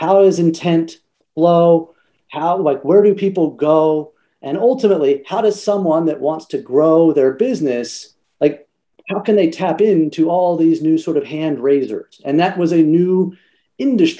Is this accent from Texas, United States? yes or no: yes; Texas, United States; now in New York City, United States; I grew up in Texas. I do not live in Texas now. I get to call New York City home and have been for the last 13 years